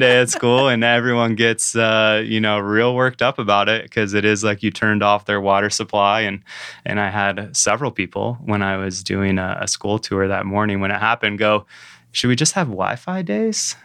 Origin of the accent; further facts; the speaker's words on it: downstate Michigan, United States; moved away as an adult; also born or lived in Aspen, Colorado; now in Traverse City, United States; I grew up downstate, so I'm from Michigan, the Mitten, um, you know, originally